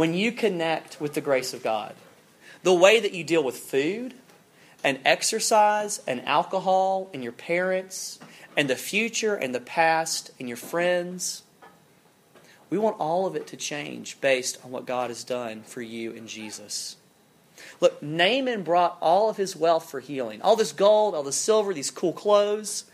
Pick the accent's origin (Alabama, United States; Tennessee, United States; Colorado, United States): Alabama, United States; South; moved away; I'm from South Alabama. I grew up, and we had some hunting land kind of growing up.